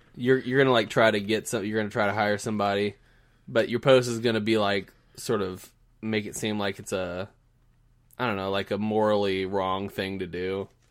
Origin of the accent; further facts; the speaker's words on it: Southern Indiana, United States; now in Kansas City, United States; I'm from Southern Indiana where everybody's sort of, like, waving at each other